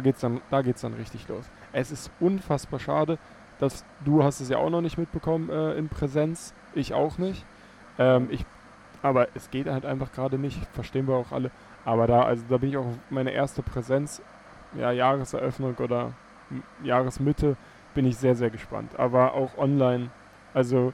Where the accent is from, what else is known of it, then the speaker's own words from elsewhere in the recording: Teltow, Brandenburg, Germany; Telto, ähm, meine Heimatstadt